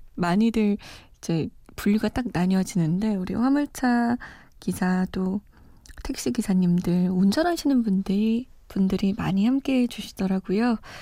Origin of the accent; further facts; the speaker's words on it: Seoul, South Korea; moved away; also born or lived in Iran; 저는 사실 서울 토박이거든요. 물론 이란에서 좀 오래 살다 오긴 했지만